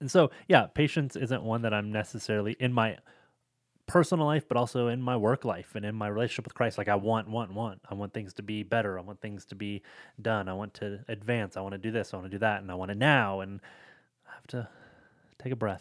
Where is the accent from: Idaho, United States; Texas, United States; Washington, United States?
Washington, United States; Seattle; I'm from the Seattle area